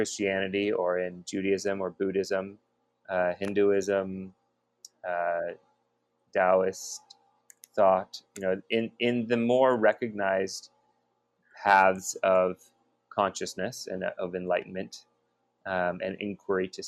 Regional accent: Bay Area, California, United States; growing up in the Bay Area

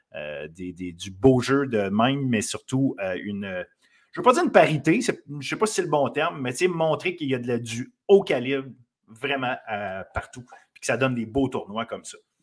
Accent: Quebec, Canada; on est, on est du Québec

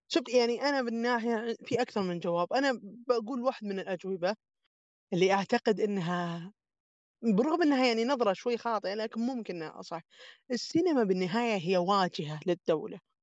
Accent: Saudi Arabia; عندنا في السعوديه هنا

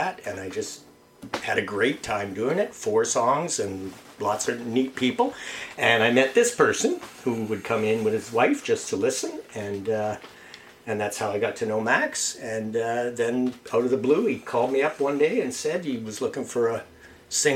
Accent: Fonthill, Ontario, Canada; I grew up in Font Hill and moved away briefly in my 20s to do some school, and then came back for work

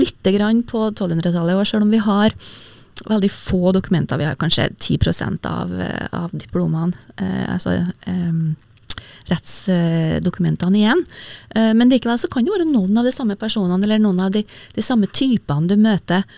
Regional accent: Verdal, Trøndelag, Norway; særlig fra Verdals, Verdalstinget, der, eh, som er heimgården min, eller mm. heimplassen min

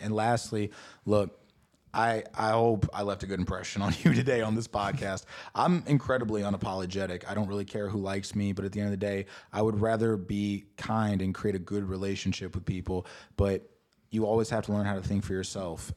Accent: St. Louis, Missouri, United States; I come from St. Louis, Missouri.

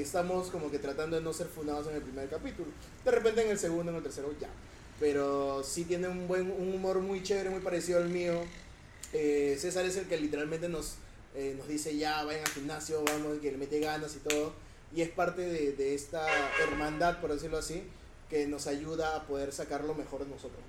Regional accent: Lima, Peru; yo vivo en San Juan

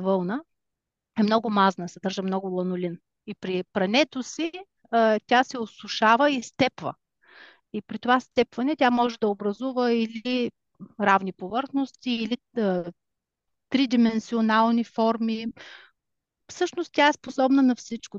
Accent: Bulgaria; now in Germany; аз все пак съм си българка и държа на това

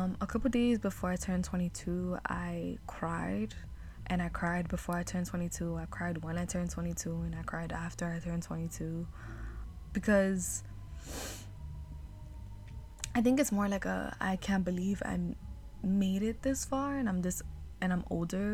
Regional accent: New York City, New York, United States; growing up in New York City, growing up in Harlem

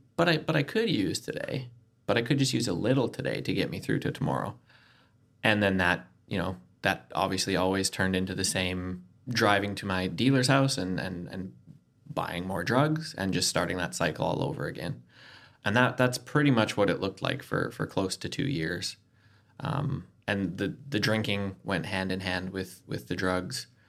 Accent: Canada; moved away as an adult; now in Adelaide, Australia; from Canada, but my wife is from Adelaide.

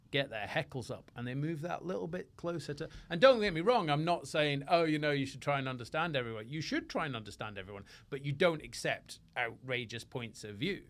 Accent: Scotland, United Kingdom; moved away; also born or lived in England; I was a Scotsman

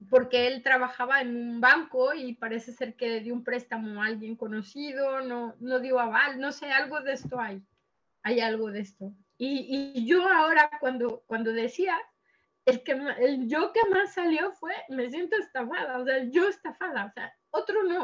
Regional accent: Mexico; now in Lleida, Spain; yo soy mexicana, pero ahora mismo vivo en Sor en, en Lleida.

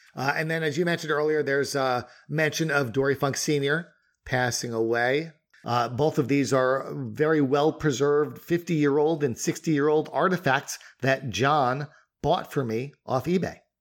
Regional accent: Northeast, United States; we both were growing up in the Northeast

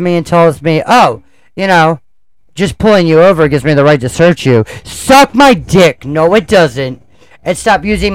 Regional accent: Baltimore, Maryland, United States; also born or lived in New York; I was born in New York, raised in Baltimore

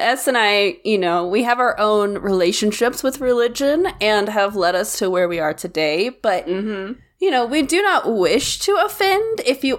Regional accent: the Bible Belt, United States; I grew up in the Bible Belt, technically, and a town of, you know, 2,000 people, 7 churches, 1 stoplight kind of situation. And so I grew up in the Baptist church, not Southern Baptist, normal Baptist.

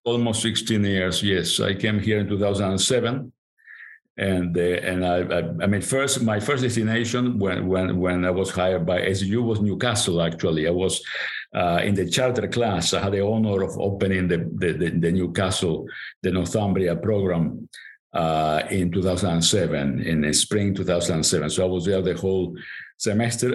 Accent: Montevideo, Uruguay; first language Spanish; English is a second language; moved away; I was born in Montevideo, Uruguay. I grew up in Montevideo, Uruguay

